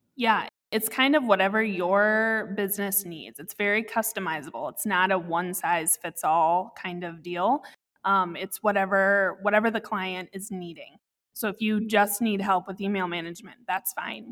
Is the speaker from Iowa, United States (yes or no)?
yes; Iowa City, Iowa, United States; also born or lived in Cascade, Iowa / Dubuque, Iowa; I grew up in Iowa City, and I was constantly around kids